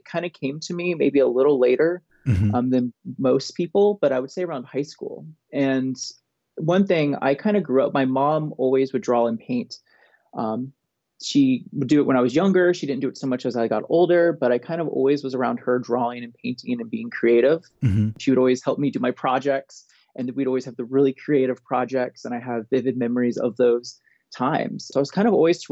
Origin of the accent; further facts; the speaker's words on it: Tallahassee, Florida, United States; moved away as an adult; also born or lived in Columbus, Ohio; now in Athens, Ohio, United States; I am from Tallahassee, Florida. I've lived there all my life